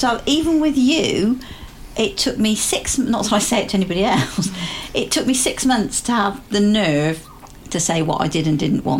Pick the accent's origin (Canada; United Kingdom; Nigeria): United Kingdom; not worrying about being nice and being polite and saying yes and being British about all of it.